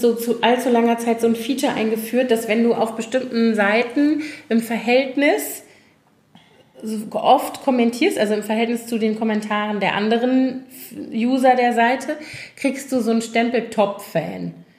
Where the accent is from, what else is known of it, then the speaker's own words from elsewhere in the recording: Koblenz, Rhineland-Palatinate, Germany; aus meiner Heimatstadt noch von, also aus Schülertagen